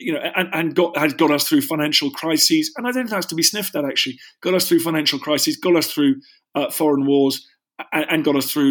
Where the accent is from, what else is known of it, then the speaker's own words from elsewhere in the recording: London, United Kingdom; I'm a wealthy white guy that grew up in a nice house in London